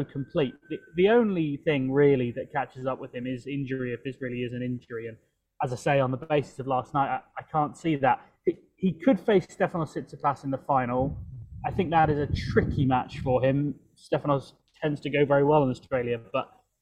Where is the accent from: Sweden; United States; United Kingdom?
United Kingdom; London; moved away; back in my hometown of London